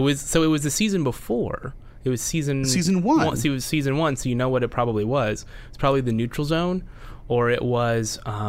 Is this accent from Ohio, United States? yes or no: no; Merced, California, United States; my hometown called Merced in California